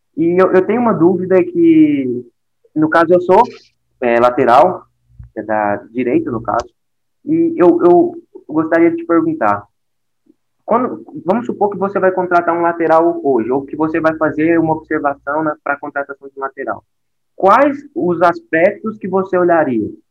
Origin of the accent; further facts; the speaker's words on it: Uberlândia, Minas Gerais, Brazil; Eu sou daqui de Uberlândia.